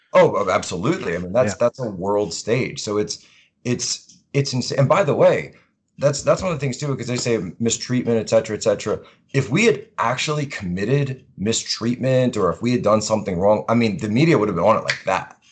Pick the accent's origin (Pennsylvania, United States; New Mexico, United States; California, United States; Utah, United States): Pennsylvania, United States; Philadelphia; moved away as an adult; now in Washington, D.C., United States; originally from Philadelphia, Pennsylvania area